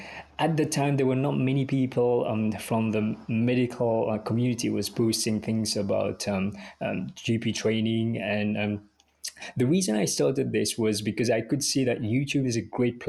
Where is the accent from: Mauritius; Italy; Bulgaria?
Mauritius; English is a second language; moved away as an adult; now in United Kingdom; I grew up in Mauritius. So I came to the UK to pursue my career